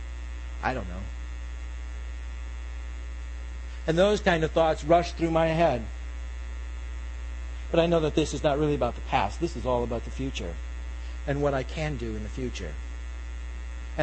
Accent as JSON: {"language": "English", "region": "England", "country": "United Kingdom", "said": "I'm English."}